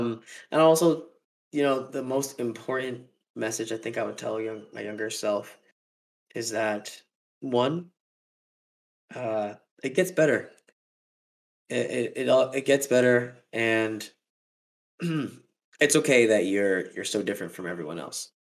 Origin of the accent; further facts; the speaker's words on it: New York City, New York, United States; Born and raised, man. But the funny fact is, like, I was born in the Bronx.